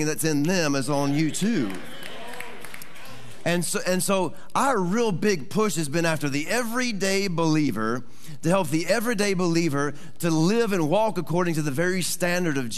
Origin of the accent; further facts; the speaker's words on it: Texas, United States; moved away; also born or lived in Arkansas; I'm originally from Texas